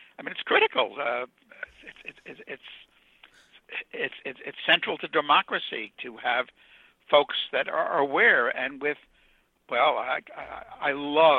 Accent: New York City, New York, United States; also born or lived in Ohio; I was a kid from Brooklyn

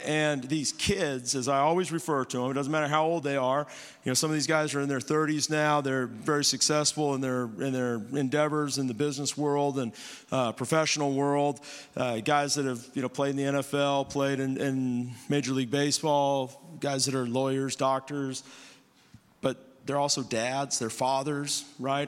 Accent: Bakersfield, California, United States; moved away; Myself, my wife, we're, we're from Bakersfield.

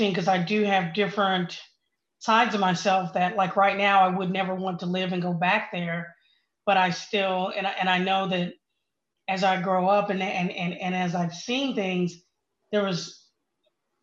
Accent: Oklahoma, United States; I grew up in Oklahoma, you know, small town, good values, the whole thing

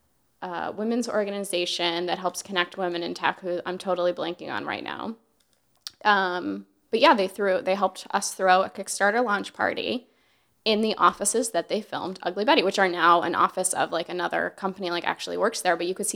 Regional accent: Alabama, United States; born there; also born or lived in Virginia / Hawaii; I've lived all over the United States. You know, I was born in Alabama, I lived in Virginia, I've lived in Hawaii.

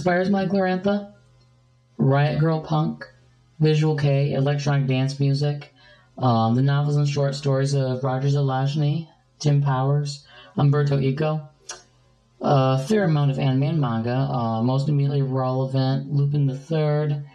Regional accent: Midwest, United States; I'm an American girl from the Midwest in my late 20s

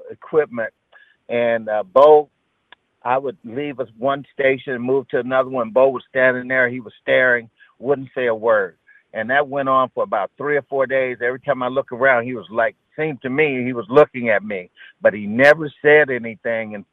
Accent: Barberton, Ohio, United States; We're both from Barberton. We're gonna show him how to play football up here in Michigan.

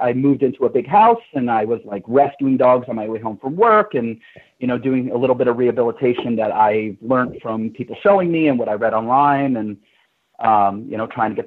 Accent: New York City, New York, United States; moved away as an adult; I'm originally from New York, born and raised in Manhattan

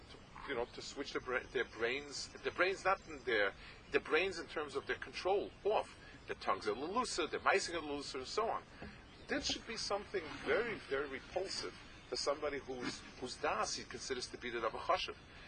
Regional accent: New York City, New York, United States; I was growing up in the East Side

